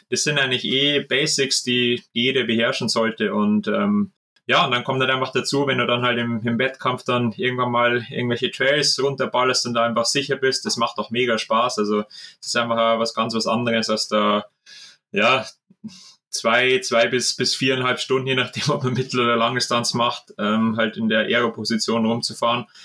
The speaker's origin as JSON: {"language": "German", "town": "Regensburg", "region": "Bavaria", "country": "Germany", "tie": "born or raised there", "said": "Ich sage auch aus meiner Heimatstadt Regensburg, ähm, da gibt es auch einen netten kleinen Verein."}